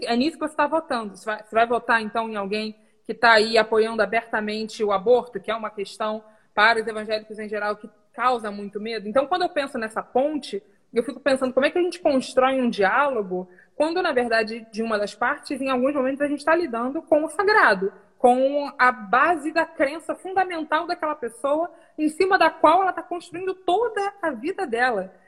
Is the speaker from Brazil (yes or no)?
yes; Rio, Rio de Janeiro, Brazil; sou do Rio também